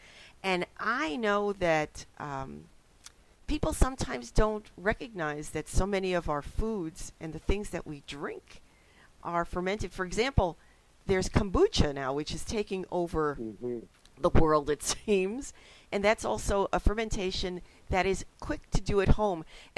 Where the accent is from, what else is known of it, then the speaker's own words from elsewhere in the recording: New York City, New York, United States; now in Wisconsin, United States; as a kid growing up in the Bronx